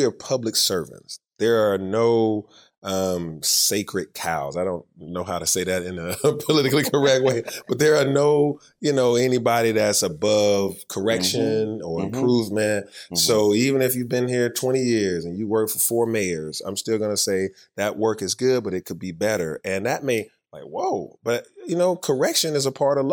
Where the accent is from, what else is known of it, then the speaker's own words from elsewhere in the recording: Atlanta, Georgia, United States; I grew up in Atlanta